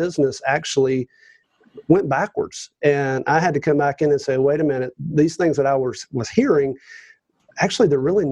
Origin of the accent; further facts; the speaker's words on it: Roswell, Georgia, United States; From the Atlanta area, officially north of Atlanta, a place called Roswell, Georgia.